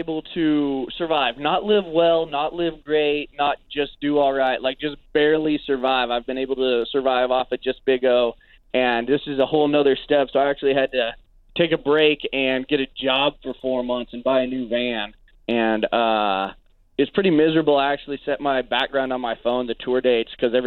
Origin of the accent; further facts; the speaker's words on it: Caldwell, Idaho, United States; the college here in my hometown in Caldwell